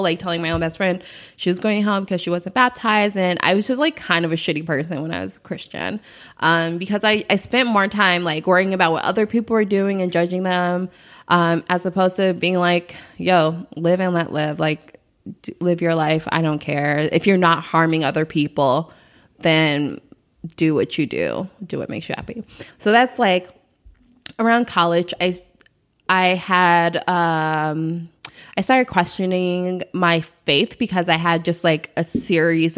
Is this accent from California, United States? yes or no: no; Chicago, Illinois, United States; I'm from the South Side of Chicago